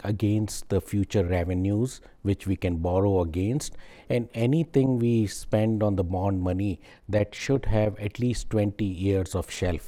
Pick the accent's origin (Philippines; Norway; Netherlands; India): India; also born or lived in Texas; now in Dallas, United States; I was born in India, but I was made in Texas